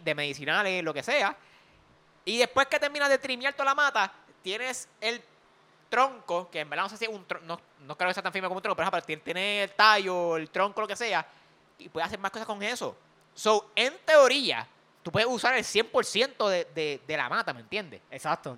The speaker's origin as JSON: {"language": "Spanish", "country": "Puerto Rico", "said": "como los boricuas"}